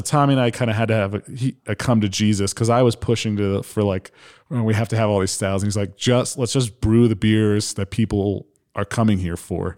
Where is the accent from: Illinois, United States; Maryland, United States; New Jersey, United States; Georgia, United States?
New Jersey, United States; moved away as an adult; now in Michigan, United States; born and raised in New Jersey, like twelve miles outside of New York City